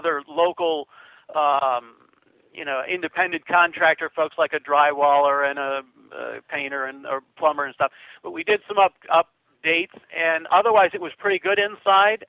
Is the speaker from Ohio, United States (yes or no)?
yes; Fayette, Ohio, United States; my hometown is called Fayette, Ohio, which is about 30 miles west of Toledo